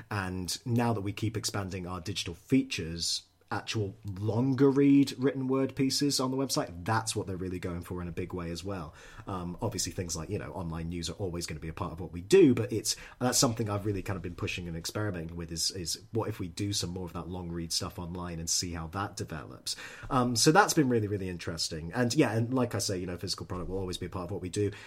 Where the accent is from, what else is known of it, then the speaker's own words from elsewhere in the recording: Edinburgh, Scotland, United Kingdom; moved away; I'm from Edinburgh originally